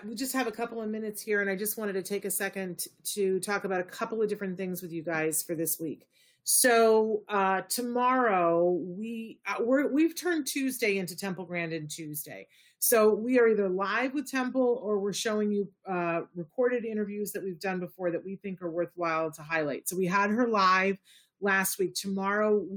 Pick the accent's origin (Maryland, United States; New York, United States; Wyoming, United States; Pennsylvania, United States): New York, United States; I'm very much a product of the SUNY system. They have a new program that is opening in my hometown